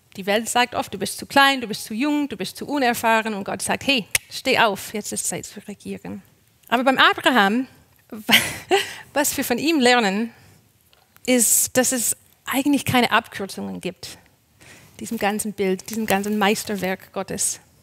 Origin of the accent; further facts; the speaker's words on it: Canada; moved away as an adult; now in Germany; Ich bin ja Kanadierin und bin vor neun Jahren nach Deutschland gezogen